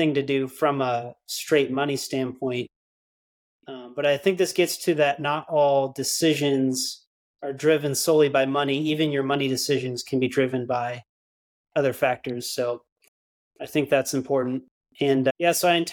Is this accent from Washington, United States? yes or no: yes; Washington, United States; moved away as an adult; now in Texas, United States; I grew up in the Pacific Northwest in Washington State, youngest of 3 boys. Grew up there, had a great childhood there